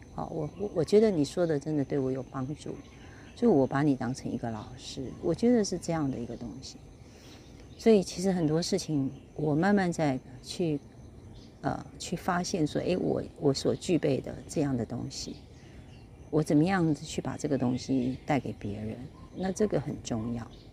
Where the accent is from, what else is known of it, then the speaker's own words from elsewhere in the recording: Kaohsiung, Taiwan; 我是高雄人嘛，所以我们就是在一个工业区的环境里面